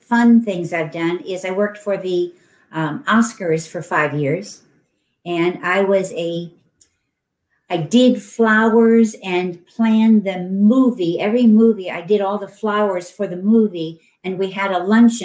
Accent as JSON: {"language": "English", "town": "Canton", "region": "Ohio", "country": "United States", "tie": "born or raised there", "moved": "yes", "lives_now": "California, United States", "said": "I'm from Canton, Ohio, and we were from Stark County. And every year for 2 weeks, when I was growing up, we didn't take a family vacation, but we moved to the fair"}